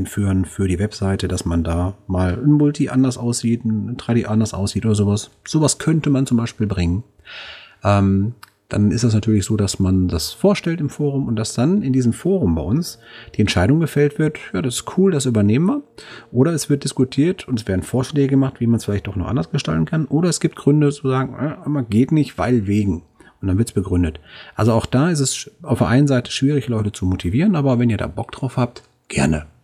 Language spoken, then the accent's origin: German; Duisburg, North Rhine-Westphalia, Germany; Und zwar bei uns in Duisburg, ähm, da ist es öfters mal, wenn der Rhein Hochwasser fährt